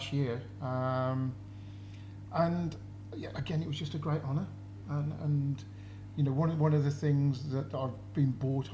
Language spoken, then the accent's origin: English; Willenhall, West Midlands, United Kingdom; as a kid growing up in Willinall